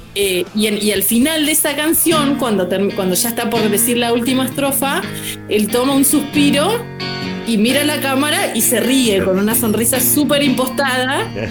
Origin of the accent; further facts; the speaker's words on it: Senillosa, Neuquén, Argentina; me quedé cuando era chiquita, en, era adolescente, en Cenillosa